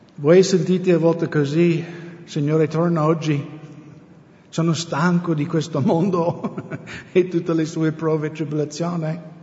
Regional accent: United States; Italian is a second language; now in Italy; essendo americano

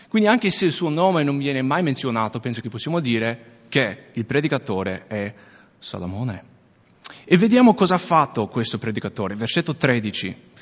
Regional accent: United States; accent: American; Italian is a second language; now in Veneto, Italy; io sono americano, se non avete già sentito l'accento.

